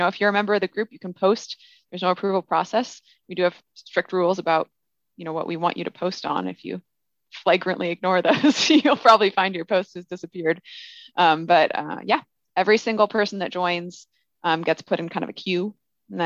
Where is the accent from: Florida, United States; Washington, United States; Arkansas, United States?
Washington, United States; Olympia; now in Bay Area, United States; So I grew up in Olympia, Washington